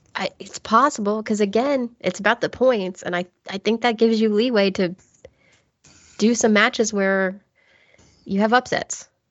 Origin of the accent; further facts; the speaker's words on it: United States; I'm American educated